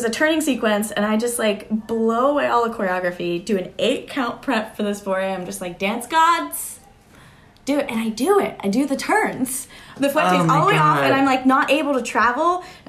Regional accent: Altoona, Pennsylvania, United States; Oh, Altoona, Pennsylvania.

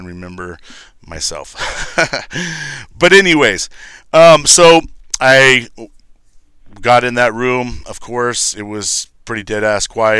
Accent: Lancaster, California, United States; moved away as an adult; Lancaster, California

